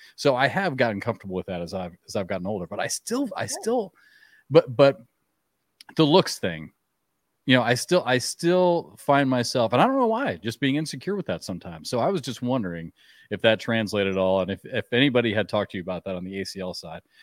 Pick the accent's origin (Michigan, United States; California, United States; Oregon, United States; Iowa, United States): Iowa, United States; I grew up in Iowa